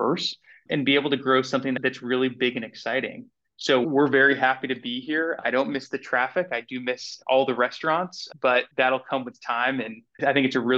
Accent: Atlanta, Georgia, United States; moved away as an adult; also born or lived in New York City, United States; now in Winston-Salem, United States; I grew up in Atlanta and then moved to New York City after college

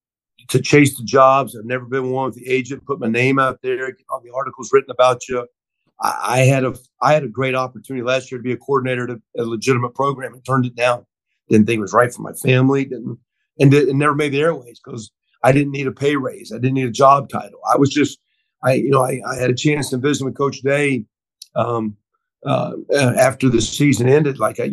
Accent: Oklahoma, United States; And of course I came from Oklahoma, so I've been a part of a premier program like that before

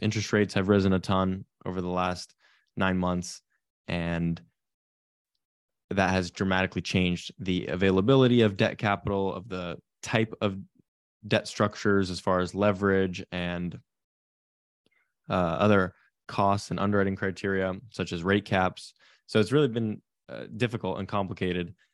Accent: Silicon Valley, California, United States; I grew up in Silicon Valley, California, in a real estate family.

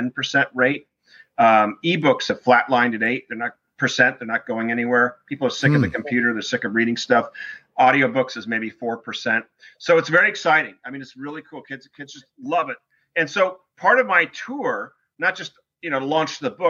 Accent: Newport Beach, California, United States; I grew up in Newport Beach, California

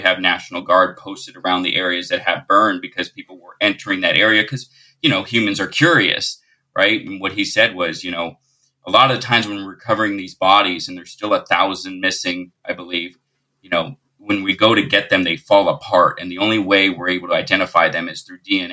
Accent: Lahaina, Hawaii, United States; I grew up in Lahaina

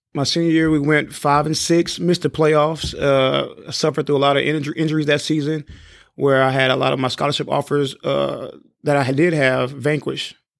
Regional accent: San Antonio, Texas, United States; I grew up in San Antonio

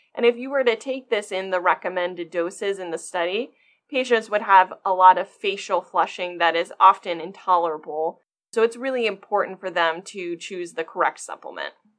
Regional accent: Maryland, United States; also born or lived in Michigan; I was actually born and raised in Maryland

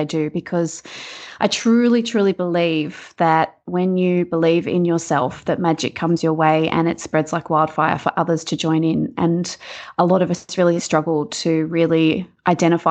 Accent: rural New South Wales, Australia; also born or lived in Box Hill, Melbourne, Victoria; now in Melbourne, Australia; where I actually grew up is rural New South Wales on a farm

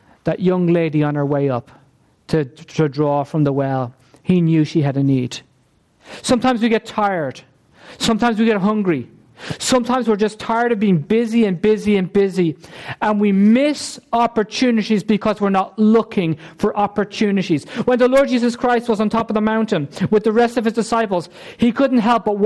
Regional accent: Ireland; We're the Irish nation. Okay? We're an Irish ethnic group

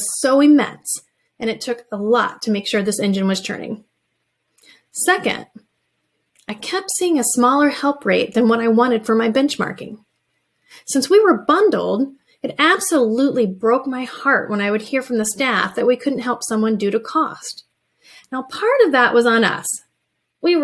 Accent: rural Indiana, United States; I picked my hometown

